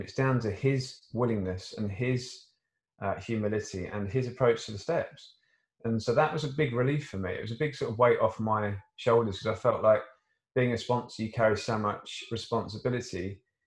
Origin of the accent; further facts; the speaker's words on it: Surrey, South East England, United Kingdom; I come from Surrey